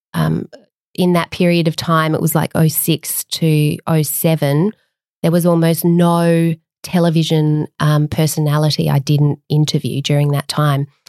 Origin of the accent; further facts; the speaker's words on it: Adelaide, South Australia, Australia; moved away; also born or lived in Canberra; when I was growing up in Adelaide